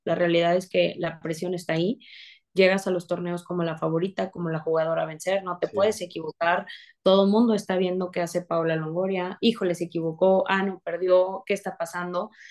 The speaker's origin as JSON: {"language": "Spanish", "region": "San Luis Potosí", "country": "Mexico", "tie": "born or raised there", "said": "yo soy de San Luis Potosí"}